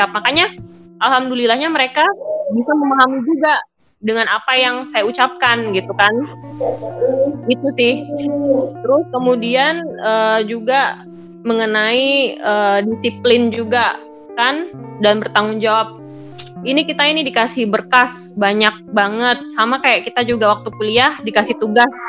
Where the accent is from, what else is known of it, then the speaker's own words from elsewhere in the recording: Java, Indonesia; now in Bulukumba, Indonesia; misalkan yang di sini contohnya di Bulu Kumba sendiri, saya orang Jawa.